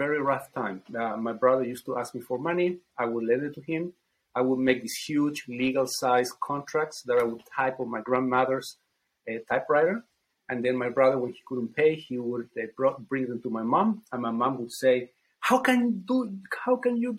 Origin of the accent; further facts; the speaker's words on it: Chile; now in United States; I come from Chile